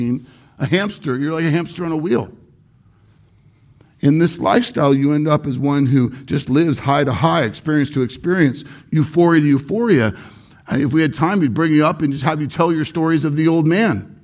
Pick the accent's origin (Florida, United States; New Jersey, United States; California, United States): California, United States; Irvine; I grew up in Irvine, very, very expensive, high-end city. Named the safest city in America many years.